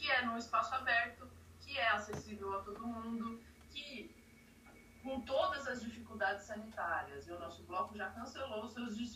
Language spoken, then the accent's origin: Portuguese; São Paulo, Brazil; sou nascida e criada aqui no Butantã, na região oeste da cidade de São Paulo.